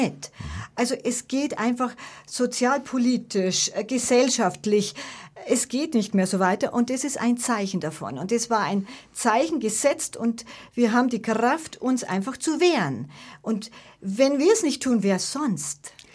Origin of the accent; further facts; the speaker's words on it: Munich, Bavaria, Germany; Giesing ist ja wirklich meine Heimat und die Heimat meiner Vorfahren, wie ich schon gesagt habe, seit Generationen.